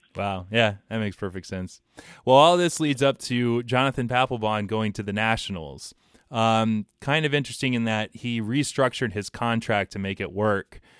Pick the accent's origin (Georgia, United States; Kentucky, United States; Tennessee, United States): Georgia, United States; Atlanta; my hometown Atlanta